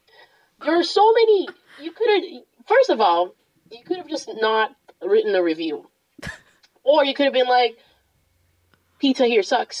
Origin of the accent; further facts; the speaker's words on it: Boston, Massachusetts, United States; Also, today's Super Bowl Sunday, and I'm from Boston, so yes.